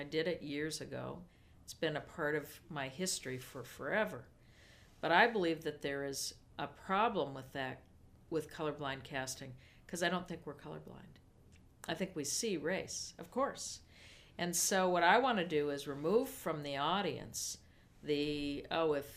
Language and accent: English; the West, United States; now in the East, United States; I'm from the West. I'm a Western person. I will always be a Western person living in the East